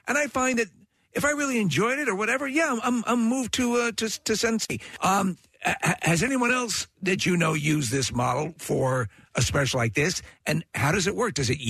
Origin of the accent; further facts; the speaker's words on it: New York, United States; moved away; I was born and raised in New York